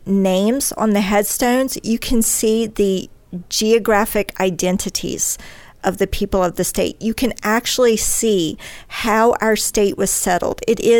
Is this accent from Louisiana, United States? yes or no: yes; Denham Springs, Louisiana, United States; Denham Springs. It's my hometown. I'm nearly 100 miles inland from the coast.